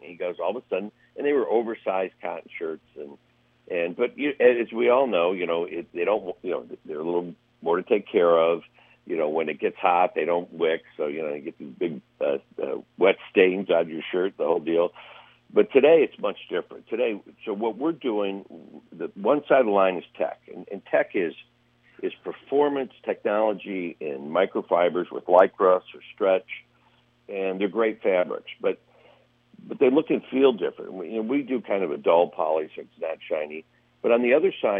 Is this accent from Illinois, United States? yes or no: no; northern Ohio, United States; now in Palm Springs, United States; we grew up in Ohio, in northern Ohio